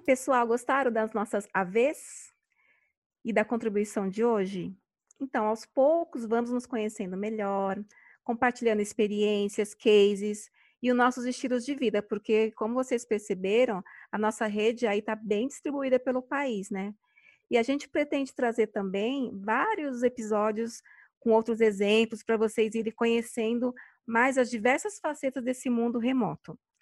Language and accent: Portuguese; São Paulo, Brazil; sou aqui de São Paulo